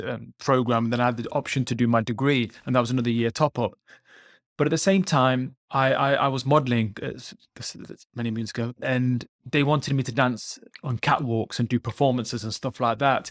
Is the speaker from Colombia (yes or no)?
no; United Kingdom; I'm British Punjabi, British Indian, Sikh